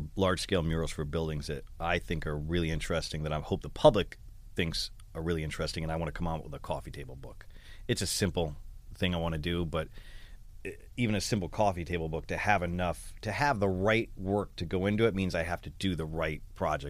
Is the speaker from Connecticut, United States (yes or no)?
yes; Middletown, Connecticut, United States; I grew up in Middletown, Connecticut